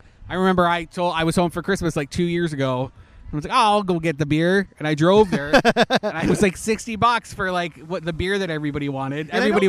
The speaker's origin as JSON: {"language": "English", "country": "Canada", "tie": "born or raised there", "moved": "yes", "lives_now": "Orlando, United States", "said": "Where I grew up in Canada"}